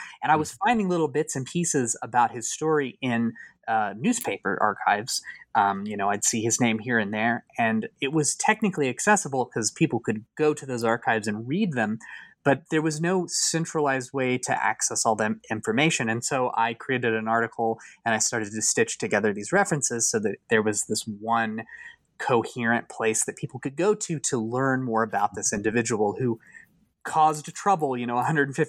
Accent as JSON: {"language": "English", "region": "Kansas", "country": "United States", "said": "when I was younger, I was like really fascinated with the concept of ghost towns in Kansas, since I'm from Kansas"}